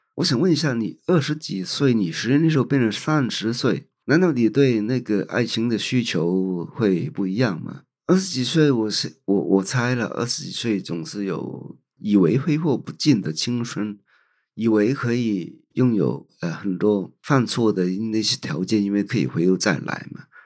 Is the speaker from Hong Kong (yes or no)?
yes; Hong Kong; moved away as an adult; now in Taiwan; 香港是我的故乡